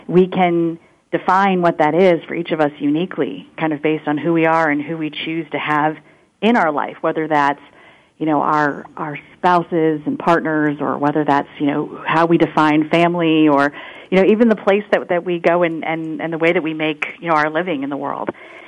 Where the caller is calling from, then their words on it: Winston-Salem, North Carolina, United States; I'm calling from Winston-Salem, North Carolina, and it is the noon hour here